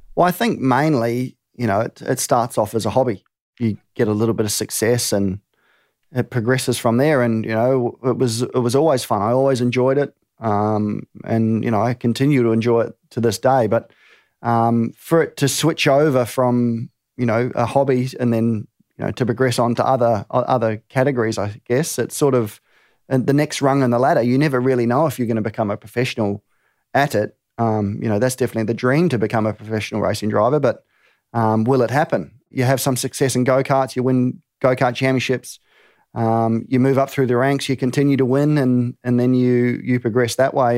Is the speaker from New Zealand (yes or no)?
yes; New Zealand; moved away as an adult; also born or lived in England; now in Australia; Born in England, raised in New Zealand, now reside in Australia